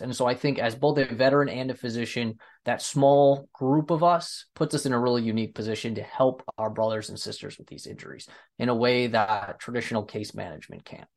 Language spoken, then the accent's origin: English; United States; I'm from the United States